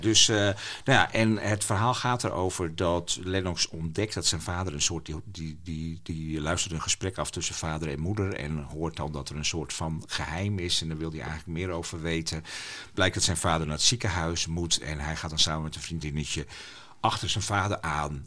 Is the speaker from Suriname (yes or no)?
no; Friesland, Netherlands; first language West Frisian; Dutch is a second language; ik heb thuis gewoon Fries leren spreken